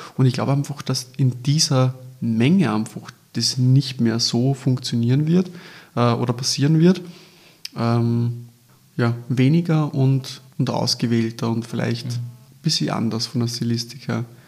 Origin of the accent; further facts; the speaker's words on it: Austria; bei uns in Österreich